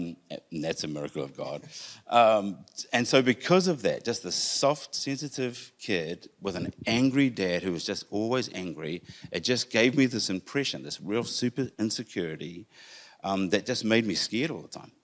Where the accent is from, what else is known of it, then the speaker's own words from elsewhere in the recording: Whanganui, Manawatū-Whanganui, New Zealand; I was born in Whanganui.